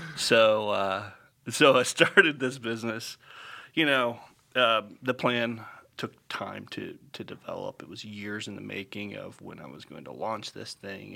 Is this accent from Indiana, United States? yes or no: yes; Upland, Indiana, United States; moved away as an adult; also born or lived in Franklin, Indiana / Terre Haute, Indiana; now in Center Grove, United States; I grew up in Upland, Indiana